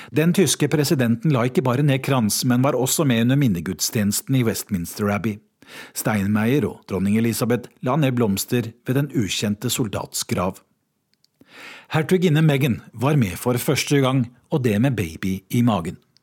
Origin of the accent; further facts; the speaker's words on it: Norway; moved away as an adult; now in London, United Kingdom; oss nordmenn